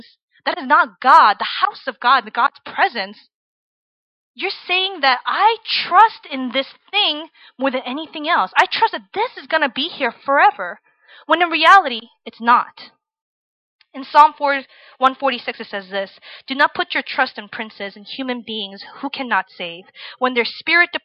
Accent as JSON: {"language": "English", "region": "Virginia", "country": "United States", "tie": "born or raised there", "said": "I grew up in Virginia, in the suburbs, where everybody's very nice to you"}